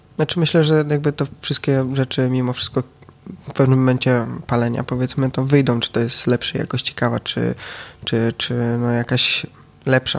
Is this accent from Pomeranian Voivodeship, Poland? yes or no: no; Wrocław, Lower Silesian Voivodeship, Poland; Jestem z Wrocławia, jestem z palarni Etno Cafe